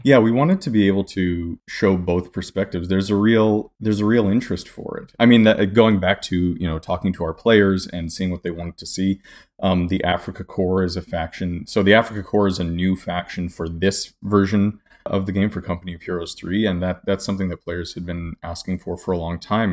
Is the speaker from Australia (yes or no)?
no; Canada; I'm Canadian myself